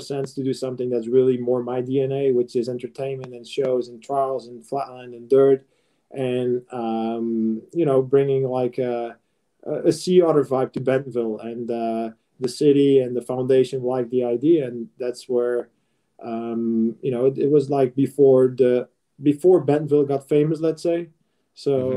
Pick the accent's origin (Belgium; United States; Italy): Belgium; I'm from Belgium